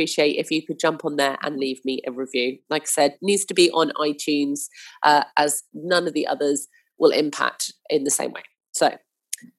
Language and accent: English; Hampshire, South East England, United Kingdom; I grew up in Hampshire